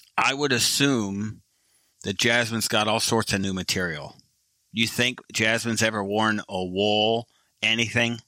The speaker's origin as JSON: {"language": "English", "region": "Michigan", "country": "United States", "tie": "born or raised there", "said": "I was born in Michigan and I was a kid in Michigan"}